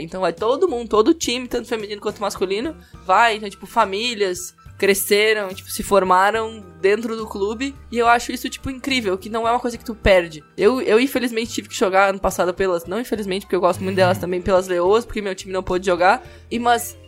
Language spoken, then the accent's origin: Portuguese; Porto Alegre, Rio Grande do Sul, Brazil; moved away; eu não sou daqui, né? Eu sou do Rio Grande do Sul, moro, sou de Porto Alegre